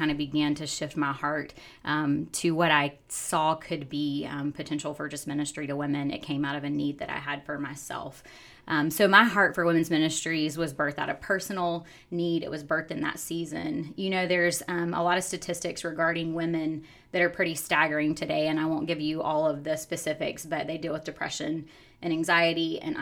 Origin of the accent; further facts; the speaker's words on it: South Carolina, United States; moved away as an adult; now in Oklahoma, United States; originally I am from South Carolina, born and raised, grew up in IPHC churches in South Carolina